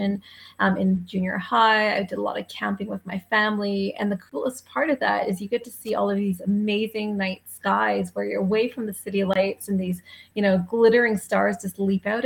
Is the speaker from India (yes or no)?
no; Canada; I'm a Canadian by background. This is where I grew up